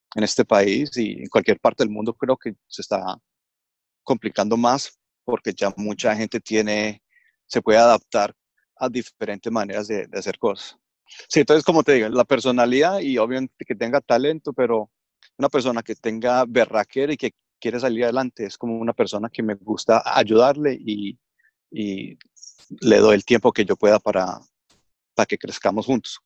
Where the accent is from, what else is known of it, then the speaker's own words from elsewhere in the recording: Australia; also born or lived in Colombia; me crié acá en Australia, hice todos mis estudios acá, mi primaria, secundaria y universidad acá en Australia. Vivo en Melbourne